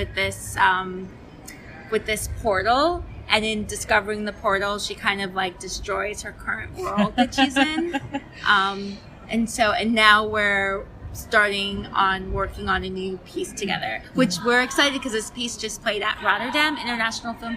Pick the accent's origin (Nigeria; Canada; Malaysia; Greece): Nigeria; I'm from Nigeria